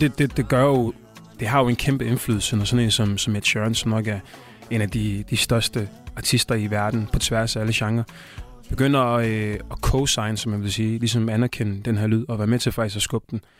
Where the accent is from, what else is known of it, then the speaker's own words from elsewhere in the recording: Tanzania; now in Denmark; er fra Østafrika, Tanzania, hvor jeg kommer fra